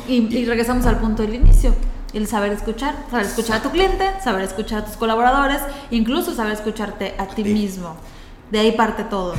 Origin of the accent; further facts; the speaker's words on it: Yucatán, Mexico; nosotros, como yucatecos, como mexicanos